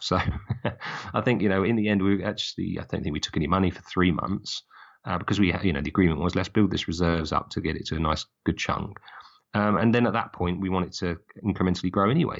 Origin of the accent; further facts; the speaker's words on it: just outside Brighton and Hove, South East England, United Kingdom; I grew up just outside Brighton and Hove.